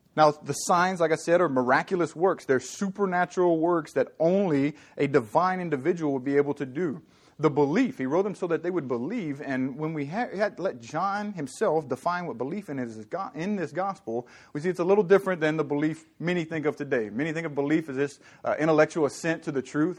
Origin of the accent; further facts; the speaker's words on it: Southern Louisiana, United States; now in California, United States; I'm from Southern Louisiana